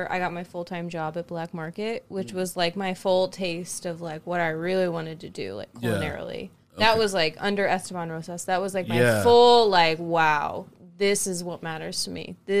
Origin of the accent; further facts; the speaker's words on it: Franklin, Indiana, United States; moved away as an adult; also born or lived in Germany; I'm from Franklin, Indiana. Born and raised.